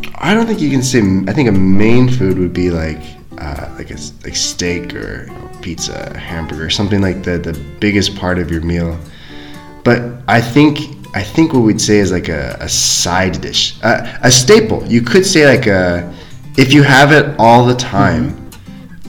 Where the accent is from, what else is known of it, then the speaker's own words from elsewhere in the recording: United States; now in China; I'm American, and in America, it's the same for me.